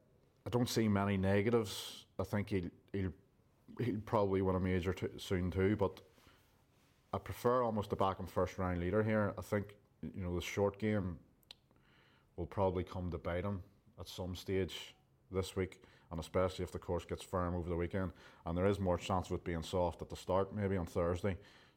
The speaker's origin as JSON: {"language": "English", "country": "Ireland", "said": "even though as an Irishman."}